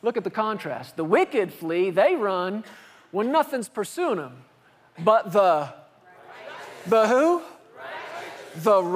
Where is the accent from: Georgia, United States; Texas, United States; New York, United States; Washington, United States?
Texas, United States; Fort Worth; I grew up in Fort Worth, Texas